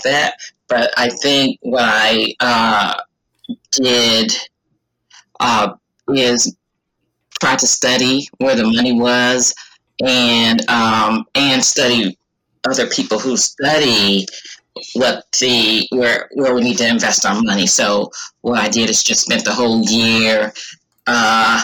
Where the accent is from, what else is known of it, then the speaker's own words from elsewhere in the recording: Flint, Michigan, United States; moved away as an adult; now in Maryland, United States; I was born in Flint, Michigan a long time ago, and I have been in Maryland longer than I've been in Michigan. So I lived there when I was 19